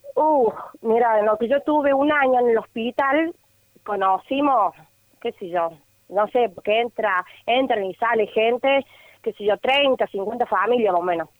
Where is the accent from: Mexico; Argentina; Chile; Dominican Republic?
Argentina; Córdoba; nosotros somos de acá de Córdoba